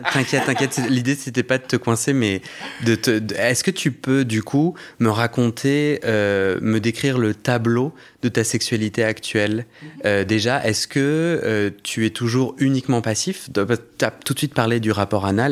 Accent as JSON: {"language": "French", "town": "Versailles", "region": "Île-de-France", "country": "France", "tie": "born or raised there", "said": "j'ai grandi à Versailles"}